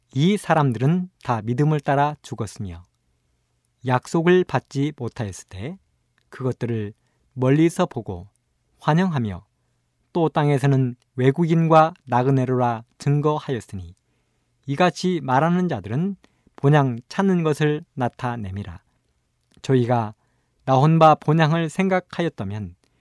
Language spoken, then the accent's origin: Korean; Imsil, North Jeolla, South Korea; moved away; 저의 고향은 전라북도 임실입니다. 산골입니다